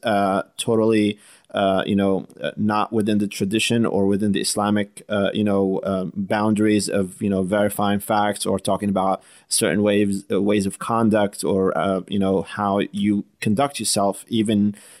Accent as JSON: {"language": "English", "region": "New Jersey", "country": "United States", "said": "I hail from Jersey"}